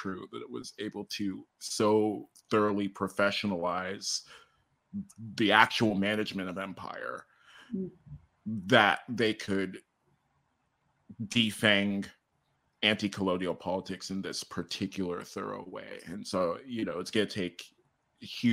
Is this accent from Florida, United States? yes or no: no; Cincinnati, Ohio, United States; I not only grew up in a Nigerian American family, but in a Nigerian American social community, right? The greater Cincinnati area Nigerians.